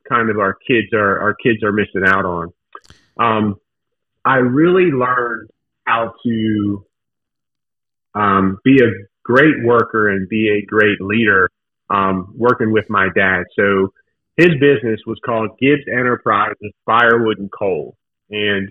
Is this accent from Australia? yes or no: no; Newark, Delaware, United States; I grew up in Newark, Delaware, not too far from you guys.